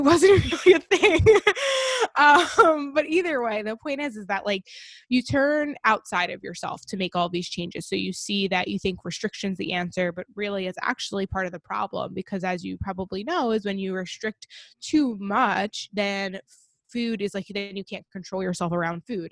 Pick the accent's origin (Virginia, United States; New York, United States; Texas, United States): New York, United States; Long Island; I grew up on Long Island, New York